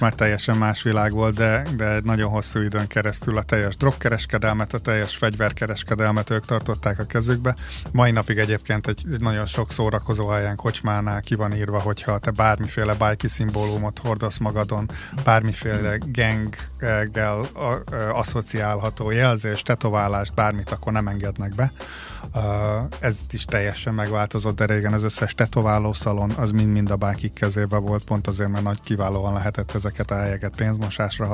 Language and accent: Hungarian; Hungary; now in Australia; én amikor fölnőttem Magyarországon